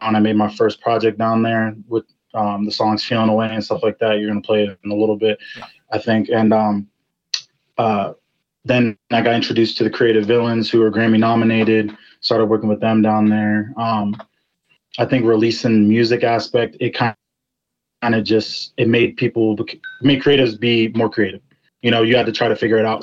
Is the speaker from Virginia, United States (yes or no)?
yes; Ashburn, Virginia, United States; I'm from Ashburn, Virginia